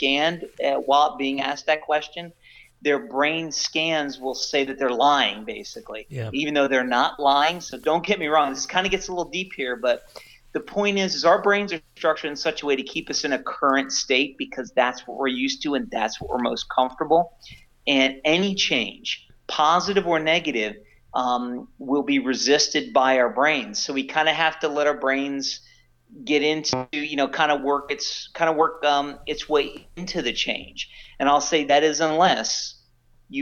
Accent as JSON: {"language": "English", "town": "Philadelphia", "region": "Pennsylvania", "country": "United States", "said": "I'm from the Philadelphia area"}